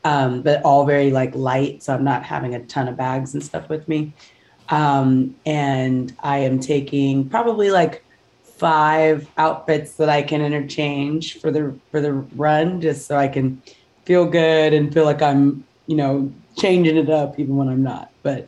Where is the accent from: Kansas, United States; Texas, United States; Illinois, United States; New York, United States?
Texas, United States; Houston; So I grew up in Houston, Texas, and I've been singing since I was 5 years old. I started off in the church and then went to school choirs and did competitive choirs all through school.